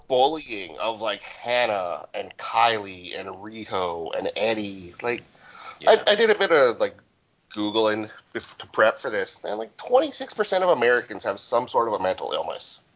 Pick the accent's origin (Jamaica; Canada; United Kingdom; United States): Canada; Alberta; I grew up in Alberta